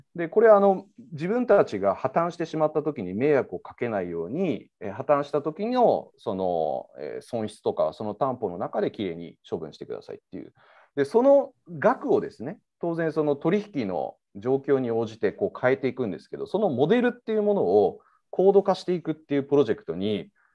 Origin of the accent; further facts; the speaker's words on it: Osaka, Japan; moved away as an adult; also born or lived in Nirasaki, Yamanashi / Kyushu; now in Tokyo, Japan; 基本的には大阪で育ちまして